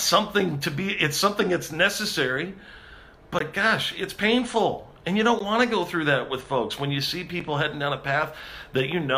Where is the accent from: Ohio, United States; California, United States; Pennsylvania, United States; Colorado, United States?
California, United States; I'm a Californian.